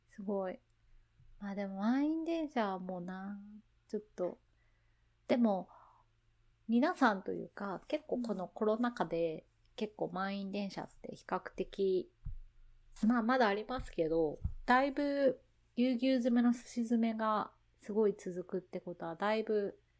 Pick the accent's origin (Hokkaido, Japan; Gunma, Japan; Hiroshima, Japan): Hiroshima, Japan; moved away; 自分の田舎、田舎広島なんですけど